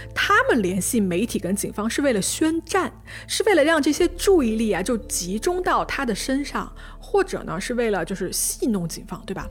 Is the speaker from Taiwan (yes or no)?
no; China; 我们中国人